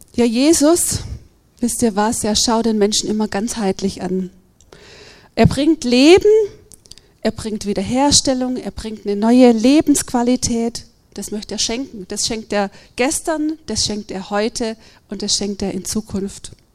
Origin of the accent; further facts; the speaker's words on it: Germany; als Deutsche